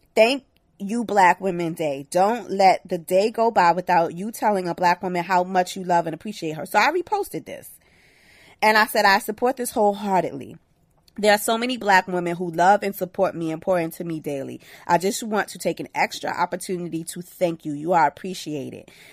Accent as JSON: {"language": "English", "town": "New York City", "region": "New York", "country": "United States", "said": "I'm from Brooklyn"}